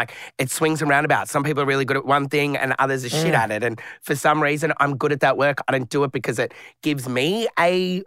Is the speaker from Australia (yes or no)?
yes; Mill Park, Victoria, Australia; we grew up in Mill Park.